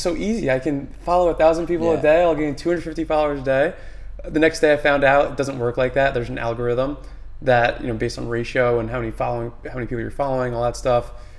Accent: Manalapan, New Jersey, United States; I grew up in Manalapan, New Jersey, so kind of literally in the middle of New Jersey

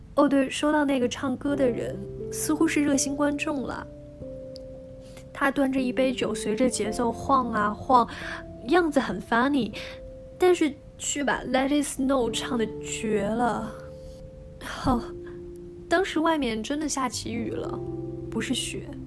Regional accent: China; now in Hong Kong; 我们大陆人

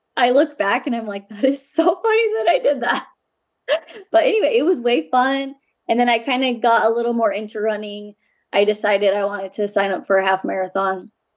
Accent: Ogden, Utah, United States; I grew up in Ogden, Utah.

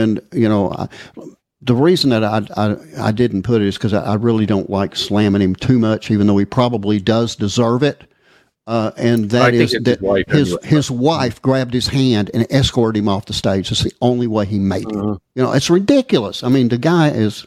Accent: Texas, United States; I'm from Texas. Okay, I was born in Texas

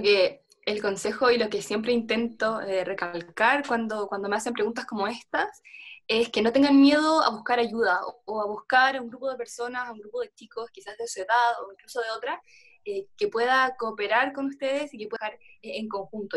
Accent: Chile; en mi país, por ejemplo, en Chile

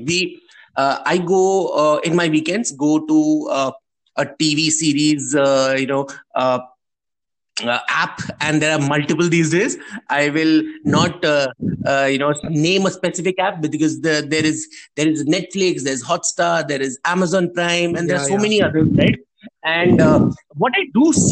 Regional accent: India; we are from India, where it's the largest democracy of the world

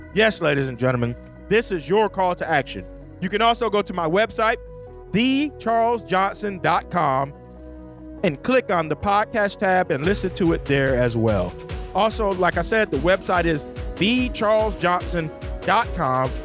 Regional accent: United States; my home country, the United States

